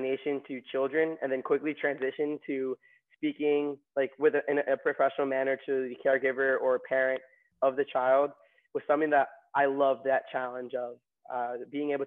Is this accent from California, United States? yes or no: no; Long Island, New York, United States; also born or lived in Queens, New York / Maryland; I was born in Queens and grew up in Long Island